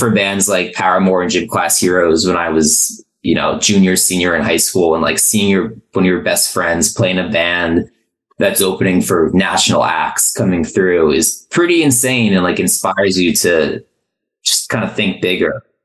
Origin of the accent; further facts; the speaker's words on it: New Jersey, United States; I grew up in New Jersey.